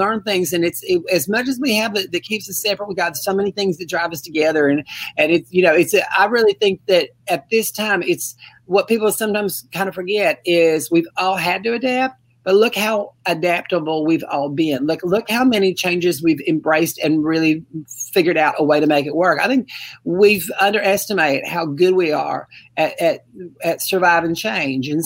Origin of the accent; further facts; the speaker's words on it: Mobile, Alabama, United States; I'm from Mobile, Alabama. I'm just a country girl down here